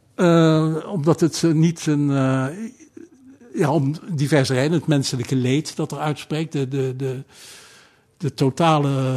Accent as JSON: {"language": "Dutch", "town": "Wassenaar", "region": "South Holland", "country": "Netherlands", "tie": "born or raised there", "also_born_or_lived": "The Hague / Leiden", "said": "Ik ben geboren in, in, in Den Haag en eh, eh, op, op, op, eh, zesjarige leeftijd verhuisd naar Wassenaar. Wassenaar dorp hoor"}